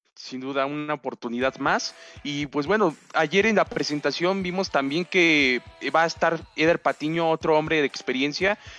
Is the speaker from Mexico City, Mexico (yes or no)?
yes; Mexico City, Mexico; yo soy de la Ciudad de México